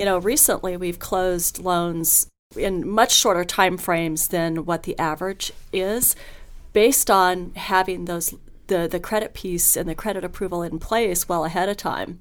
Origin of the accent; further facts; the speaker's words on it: Hawthorne, Nevada, United States; also born or lived in Reno, Nevada; I grew up in Hawthorne, Nevada